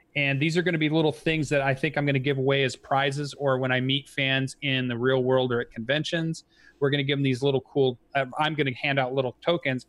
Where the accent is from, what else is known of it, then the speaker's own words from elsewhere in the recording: Kalamazoo, Michigan, United States; somebody you know from my hometown